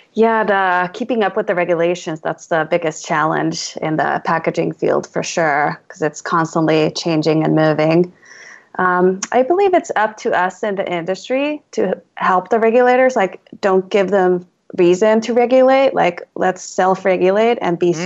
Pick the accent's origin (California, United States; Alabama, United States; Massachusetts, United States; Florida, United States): California, United States; Alameda; my hometown is a little island town in the East Bay, San Francisco Bay Area